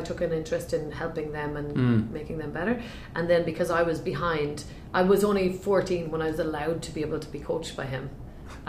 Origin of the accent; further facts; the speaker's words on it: Sligo, Connacht, Ireland; also born or lived in Dublin; now in San Francisco, United States; I was born there. Stayed there for 2 years. And then my father got a job. He's an engineer down in the west coast of Ireland, a place called Sligo. So we moved down there when I was 2